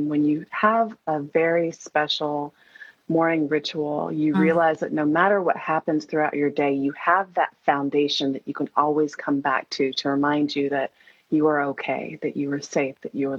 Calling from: Atlanta, Georgia, United States; I'm beaming in from Atlanta, Georgia.

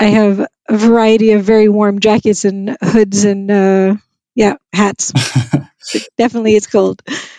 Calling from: New York, United States; I'm in New York and it's actually a beautiful day. Blue sky and fabulous. So fabulous fall day in New York.

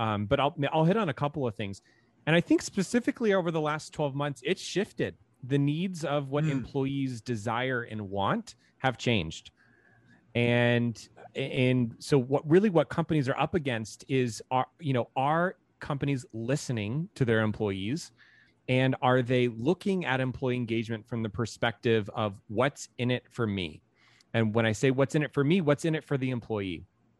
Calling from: San Francisco, California, United States; We're in San Francisco in the Bay Area.

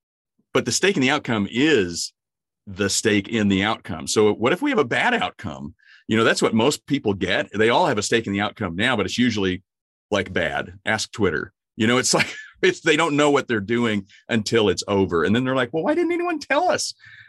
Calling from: Springfield, Missouri, United States; I'm actually at home in Springfield, Missouri.

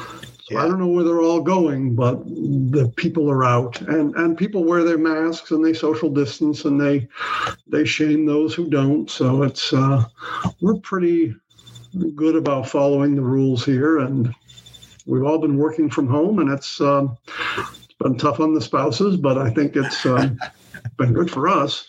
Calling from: San Francisco, California, United States; I'm calling in from San Francisco

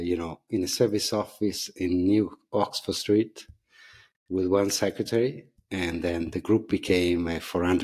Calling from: Lugano, Ticino, Switzerland; I'm dialing in from Lugano, southern Switzerland, very close to Italy.

